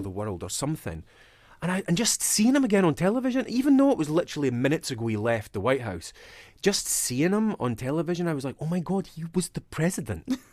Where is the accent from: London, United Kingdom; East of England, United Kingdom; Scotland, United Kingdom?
Scotland, United Kingdom; Dundee; accent: Dundonian; the east coast of Scotland where I'm from. So my accent is Dundonian